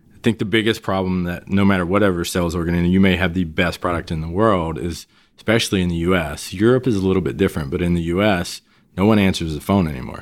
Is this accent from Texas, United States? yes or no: yes; Beaumont, Texas, United States; moved away as an adult; also born or lived in Austin, Texas; I grew up in Southeast Texas, Beaumont, Texas